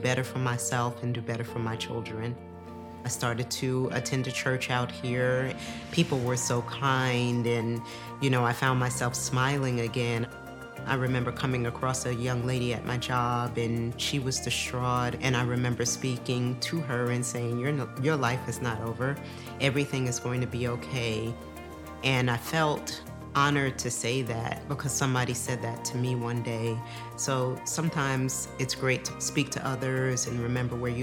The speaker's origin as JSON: {"language": "English", "region": "New York", "country": "United States", "tie": "born or raised there", "said": "I grew up in New York"}